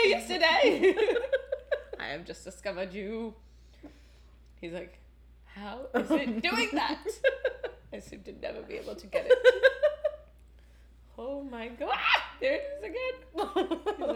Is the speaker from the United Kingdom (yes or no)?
no; Canada; as a Canadian